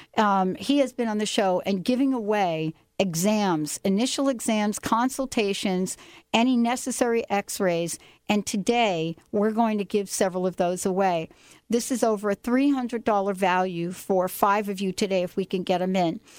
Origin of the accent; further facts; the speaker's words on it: New York, United States; now in Seattle, United States; growing up in New York